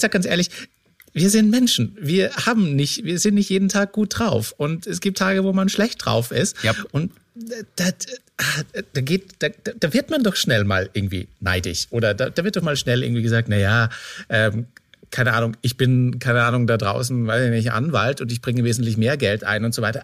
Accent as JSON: {"language": "German", "country": "Austria", "moved": "yes", "said": "meinem Ursprungsort, wo ich herkomme in mhm. Österreich"}